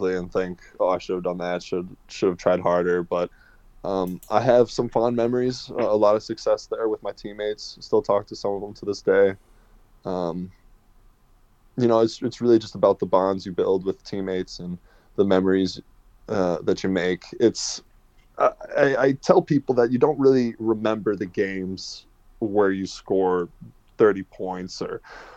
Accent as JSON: {"language": "English", "region": "Wisconsin", "country": "United States", "also_born_or_lived": "Netherlands", "moved": "as an adult", "lives_now": "Sheffield, United Kingdom", "said": "my home state"}